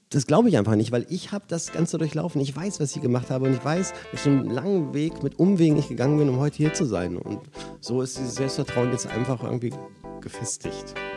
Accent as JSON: {"language": "German", "town": "Braunschweig", "region": "Lower Saxony", "country": "Germany", "tie": "born or raised there", "moved": "yes", "said": "ich in meiner Heimatstadt auflege"}